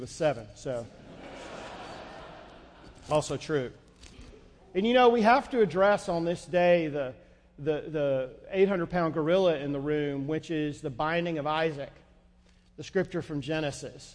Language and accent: English; North Georgia, United States; I grew up in North Georgia